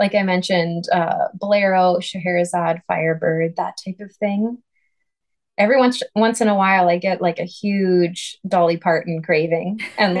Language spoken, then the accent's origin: English; Saskatoon, Saskatchewan, Canada; moved away as an adult; I couldn't have gotten a job as principal flute in my hometown